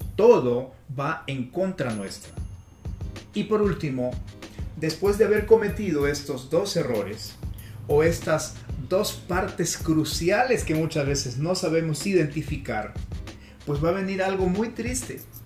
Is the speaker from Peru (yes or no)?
yes; Peru; now in Colombia; Nací en Perú hace unas décadas atrás y ahora radico en Colombia desde donde me estoy comunicando contigo